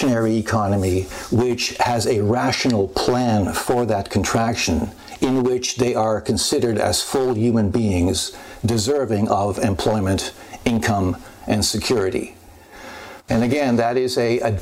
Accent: Canada; I, as a Canadian

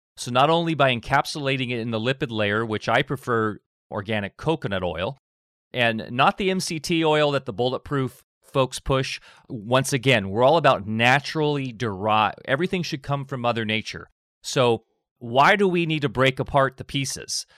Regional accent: Orange County, Southern California, United States; born or raised there; moved away as an adult; also born or lived in Redondo Beach, California; now in Del Norte County, United States

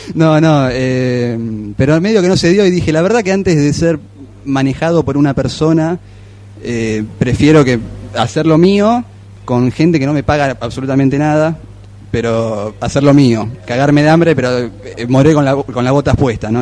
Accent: Buenos Aires, Argentina; nosotros somos de Lugano

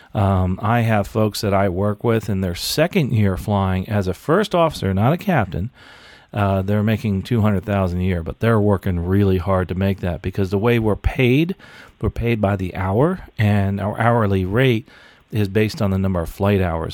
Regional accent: United States; born and raised in the United States

